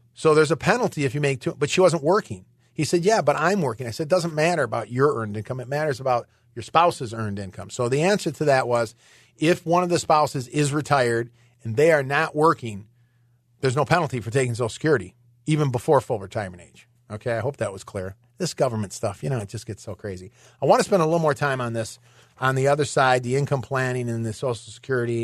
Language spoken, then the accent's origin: English; Michigan, United States; moved away; I'm originally from Michigan